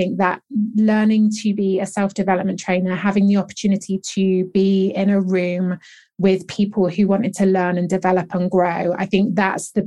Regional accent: England, United Kingdom; born and bred in England

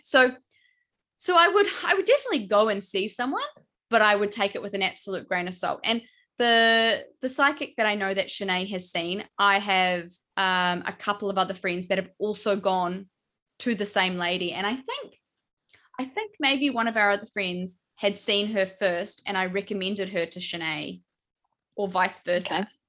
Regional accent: New Zealand; I'm from New Zealand

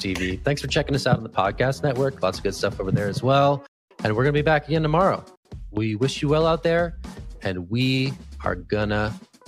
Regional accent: California, United States; as a Californian by birth

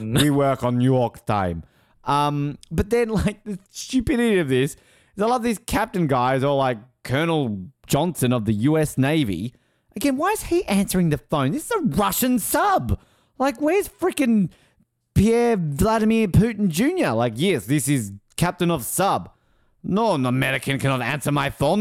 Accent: Australia; I'm Australian.

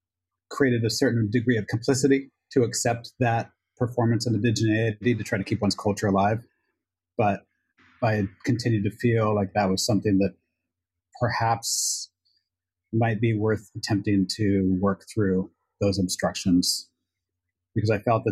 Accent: Ketchikan, Alaska, United States; moved away as an adult; now in New York, United States; Alaska and Tlingit on my father's side from the Doklawe clan in Klukwan. I grew up in Ketchikan, Alaska, Southeast Alaska. Currently based in New York.

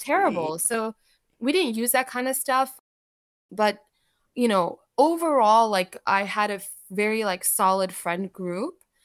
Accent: United States; English is a second language; also born or lived in Saudi Arabia; we were able to move here. when I was four, my brother was six, and so when we moved here, I did not speak English

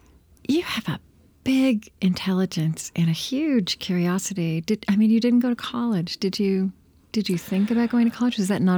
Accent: Oklahoma, United States; I grew up in Oklahoma.

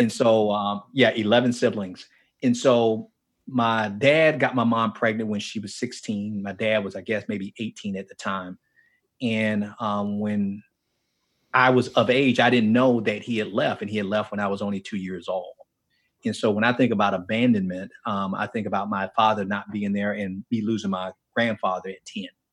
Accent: Miami, Florida, United States; moved away; I grew up in Miami and specifically in a place called Liberty City in Miami.

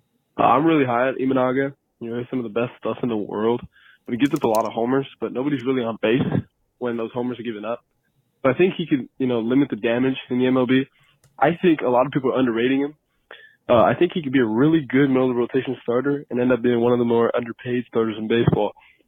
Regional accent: California, United States; I'm from California. I'm 17.

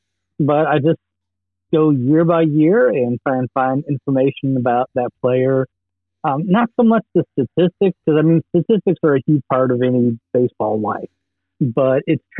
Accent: Chicago, Illinois, United States; I was growing up in Chicago in the '80s

